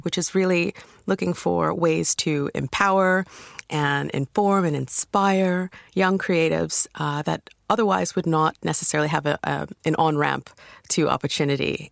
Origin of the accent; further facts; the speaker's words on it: United States; accent: American; moved away as an adult; now in United Kingdom; you can tell by my accent. I'm from America